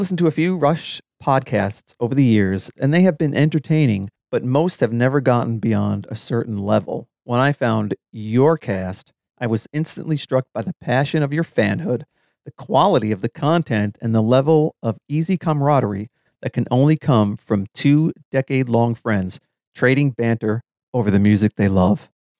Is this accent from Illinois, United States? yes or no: yes; Chicago, Illinois, United States; hatched a plan to get four couples to travel to St. Louis to see their show, as it was close to my hometown of Chicago.